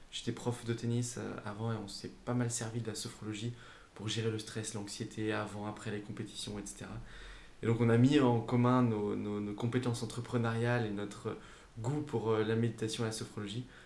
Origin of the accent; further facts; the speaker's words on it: Saint-Étienne, Auvergne-Rhône-Alpes, France; now in Aix-en-Provence, France; moi, je venais euh, de Saint-Étienne. Je suis arrivé à Aix-en-Provence pour terminer mes études